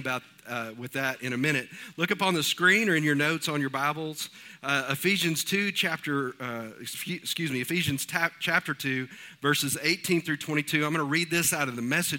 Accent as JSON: {"language": "English", "region": "East Texas", "country": "United States", "moved": "as an adult", "said": "We are from East Texas, and the area of East Texas that we're from, there's not a whole lot of rocks"}